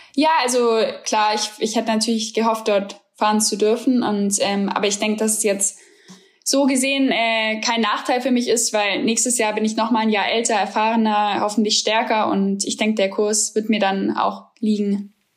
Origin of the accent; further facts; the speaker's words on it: Germany; als Deutsche